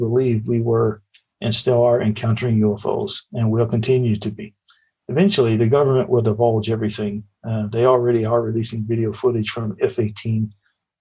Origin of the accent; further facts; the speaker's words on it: near Clarenville, Newfoundland and Labrador, Canada; It's about a 30-minute drive from my hometown